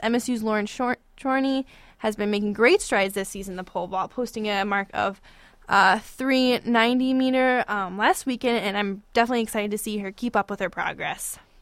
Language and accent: English; Fort Myers, Florida, United States; moved away as an adult; now in East Lansing, United States; I grew up in Fort Myers, Florida